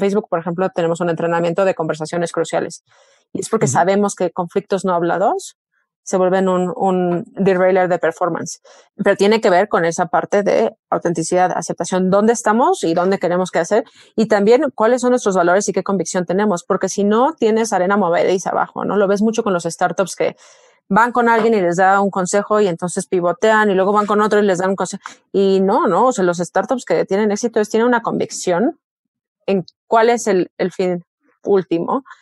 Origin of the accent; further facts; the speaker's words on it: Mexico; moved away as an adult; como mexicanos